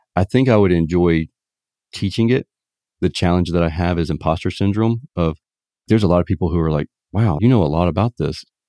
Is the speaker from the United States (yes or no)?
yes; Savannah, Georgia, United States; in Savannah, Georgia, my hometown